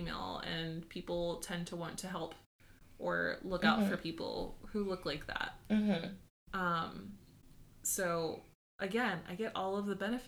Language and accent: English; Georgia, United States; moved away as an adult; also born or lived in Puerto Rico (family); now in Washington, D.C., United States; I grew up in Georgia for the most part